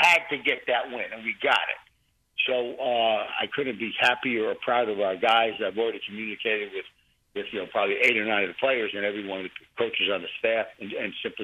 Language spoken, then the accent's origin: English; New York City, New York, United States; born or raised there